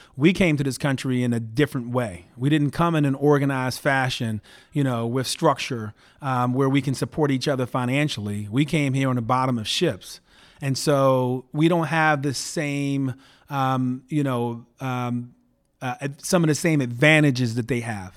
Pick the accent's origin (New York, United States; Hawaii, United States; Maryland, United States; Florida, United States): Maryland, United States; Baltimore; moved away as an adult; now in Palo Alto, United States; I went to eight different public schools growing up in and around Baltimore